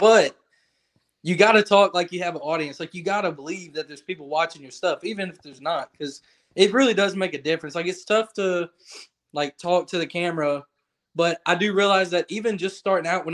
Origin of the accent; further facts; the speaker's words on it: Lake Charles, Louisiana, United States; I live in Lake Charles. That's where I grew up. That's where I'm born and raised